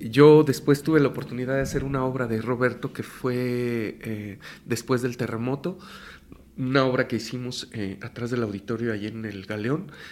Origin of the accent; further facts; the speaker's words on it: Mexico City, Mexico; Yo nací en la Ciudad de México, eh, mi padre es de la Huasteca Hidalguense, es, de Pachuca. Mm. Mi madre es de acá, de México y toda su familia. Y, yo nací aquí en la Ciudad de México.